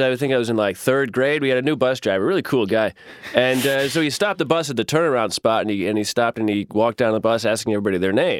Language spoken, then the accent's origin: English; Western Massachusetts, United States; Western Massachusetts. No dirty accent or anything.